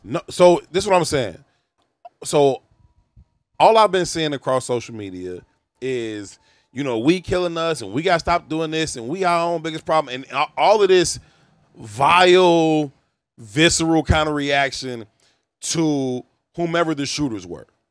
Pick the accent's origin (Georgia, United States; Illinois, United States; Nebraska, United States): Illinois, United States; Chicago; I'm not from Oblock. It's five minutes from my crib